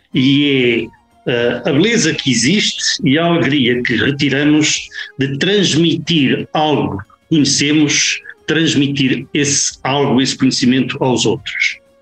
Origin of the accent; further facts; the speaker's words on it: Porto, Norte, Portugal; moved away as an adult; now in Caracas, Venezuela; eu nasci no Porto, eh, nasci no Porto, mas sem raízes diretas no Porto. Sou nado e criado, tripeiro